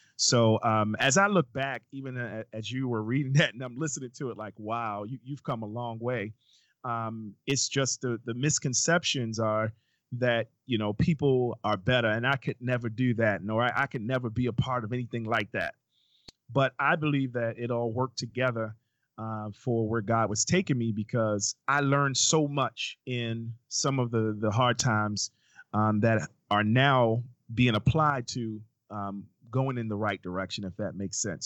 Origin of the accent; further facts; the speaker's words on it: New York City, New York, United States; moved away as an adult; now in Baltimore, United States; in my neighborhood growing up in Brooklyn, New York